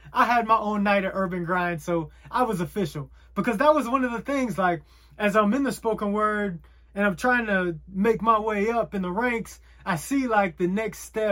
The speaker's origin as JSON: {"language": "English", "town": "Chattanooga", "region": "Tennessee", "country": "United States", "tie": "born or raised there", "moved": "yes", "said": "my hometown in Chattanooga."}